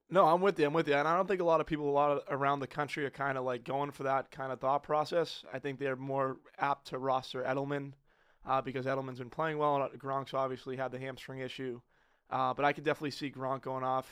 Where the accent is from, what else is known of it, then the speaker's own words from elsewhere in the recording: Boston, Massachusetts, United States; being an Italian kid growing up in the North End